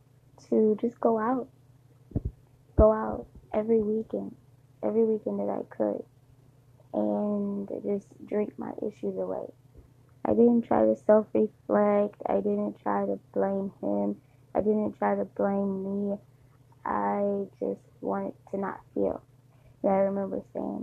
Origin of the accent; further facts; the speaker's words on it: Detroit, Michigan, United States; moved away; I'm from Detroit, but I don't live in Detroit